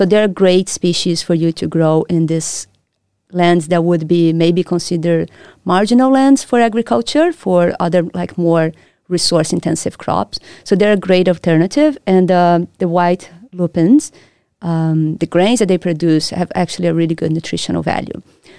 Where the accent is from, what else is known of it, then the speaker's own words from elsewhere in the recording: Brazil; moved away as an adult; also born or lived in Rio de Janeiro; now in Perth, Australia; I'm from Brazil, where I did my bachelor's and I did my master's studies. So I'm from Brazil. That's where I did my undergrad, and that's also where I did my master's at the Federal University of Rio de Janeiro.